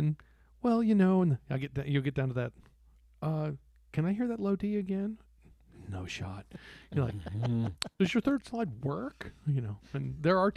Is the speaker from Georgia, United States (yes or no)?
no; Texas, United States; I grew up in Texas where I grew up knowing that music was a sport